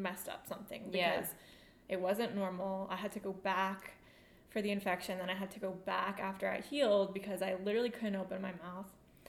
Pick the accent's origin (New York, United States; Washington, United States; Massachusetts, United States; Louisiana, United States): New York, United States; moved away; also born or lived in Raleigh, North Carolina; I'm originally from New York, but I lived in Raleigh for high school